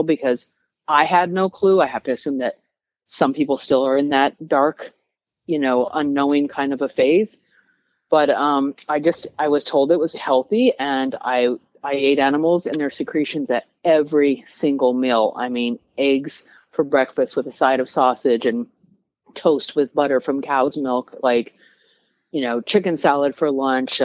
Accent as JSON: {"language": "English", "region": "Colorado", "country": "United States", "said": "I'm from Colorado. Okay. I'm from cattle country"}